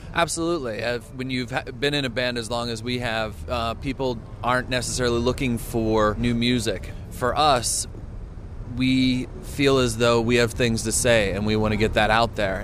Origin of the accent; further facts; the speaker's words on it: United States; as an American